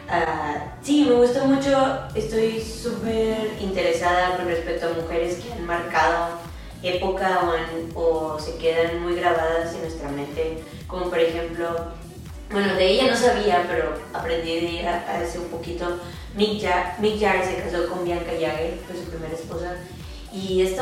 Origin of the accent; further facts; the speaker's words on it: Monterrey, Nuevo León, Mexico; moved away as an adult; now in Dallas, United States; soy regia Monterrey y llevo en Dallas cinco años eh, salió o surgió la idea de mudarme a Dallas porque quería aprender inglés.